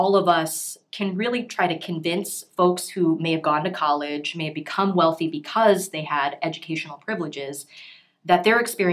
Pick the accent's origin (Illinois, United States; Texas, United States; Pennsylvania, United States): Texas, United States; Houston; moved away; I'm from Houston originally